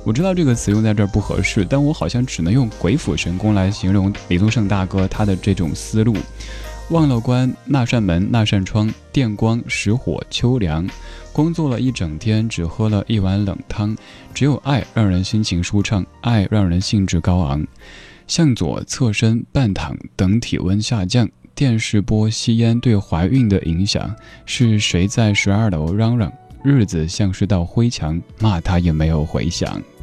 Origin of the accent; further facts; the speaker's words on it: Chengdu, Sichuan, China; 我的家乡成都